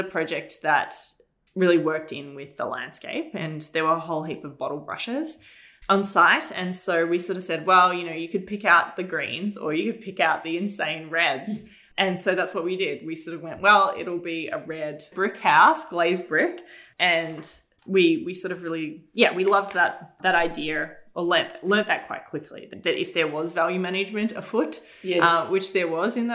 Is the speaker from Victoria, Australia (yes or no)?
yes; Berwick, Victoria, Australia; I'm from Berwick, which, you know, is very suburban now, but at the time it was very country. Even sort of the main drag of Berwick was very like a farm at the back of my house